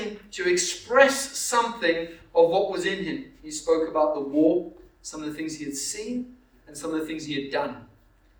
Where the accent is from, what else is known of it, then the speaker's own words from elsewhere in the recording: Zimbabwe; moved away; also born or lived in Canterbury; I grew up in Zimbabwe